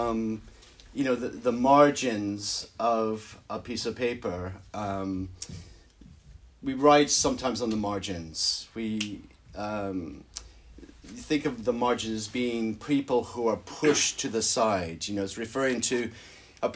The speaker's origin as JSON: {"language": "English", "country": "United States", "also_born_or_lived": "Belfast, Northern Ireland", "moved": "as an adult", "lives_now": "United Kingdom", "said": "as you probably tell from my accent, I come originally from America"}